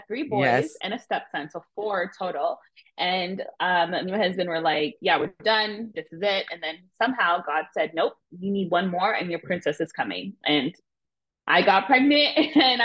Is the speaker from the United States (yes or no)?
no; Ontario, Canada; my hometown of Ontario